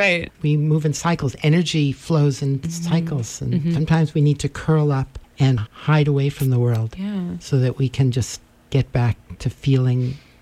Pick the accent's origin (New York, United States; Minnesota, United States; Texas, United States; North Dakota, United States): New York, United States; New York City; now in Vermont, United States; I grew up in Manhattan.